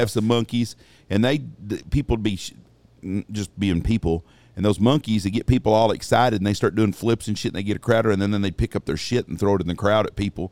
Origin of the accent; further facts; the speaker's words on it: Wichita Falls, Texas, United States; when I was a little kid growing up in Wichita Falls, I was probably seven, eight years old